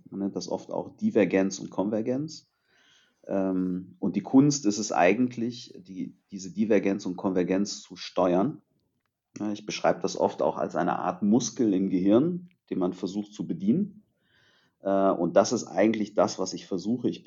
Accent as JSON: {"language": "German", "town": "Târgu Mureș", "region": "Mureș County", "country": "Romania", "tie": "born there"}